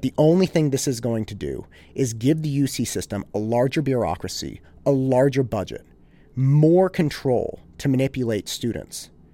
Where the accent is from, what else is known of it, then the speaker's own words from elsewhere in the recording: Concord, California, United States; I grew up in Concord